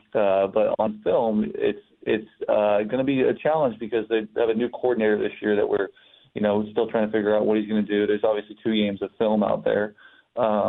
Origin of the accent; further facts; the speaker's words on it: Bay Area, California, United States; now in Detroit, United States; I'm from the Bay Area.